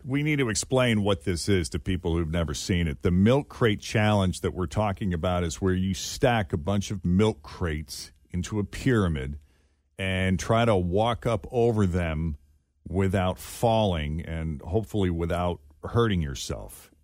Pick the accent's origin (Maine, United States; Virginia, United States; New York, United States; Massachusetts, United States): Massachusetts, United States; moved away; I grew up in Massachusetts